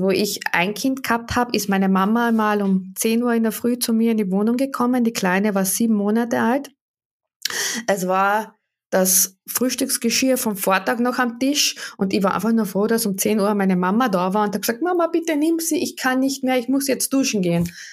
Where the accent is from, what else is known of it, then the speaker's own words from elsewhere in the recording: Wörthersee, Carinthia, Austria; Ich komme aus dem Süden Österreichs vom Wörthersee